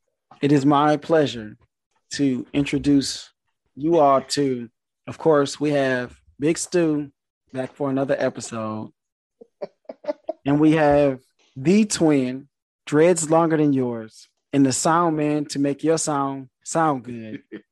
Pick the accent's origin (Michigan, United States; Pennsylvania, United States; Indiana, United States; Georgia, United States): Michigan, United States; Detroit; I'm from Detroit.